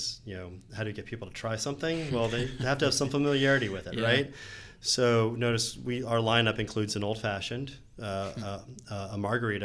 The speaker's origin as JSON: {"language": "English", "town": "Atlanta", "region": "Georgia", "country": "United States", "tie": "born or raised there", "said": "growing up in Atlanta"}